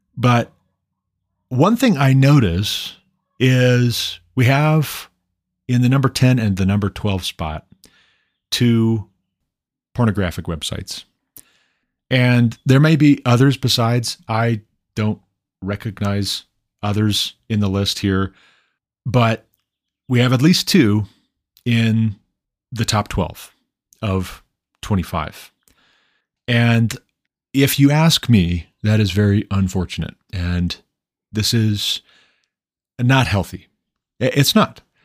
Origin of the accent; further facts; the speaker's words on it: Montana, United States; moved away as an adult; move back to my home state of Montana